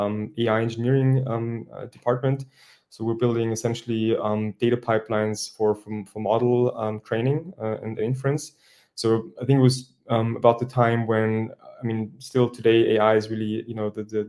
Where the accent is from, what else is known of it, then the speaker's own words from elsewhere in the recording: Vienna, Austria; I'm originally from Austria, from Vienna